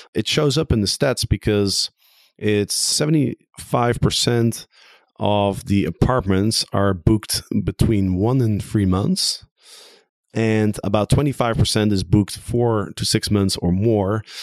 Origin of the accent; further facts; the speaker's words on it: Amsterdam, North Holland, Netherlands; I am in my hometown of Amsterdam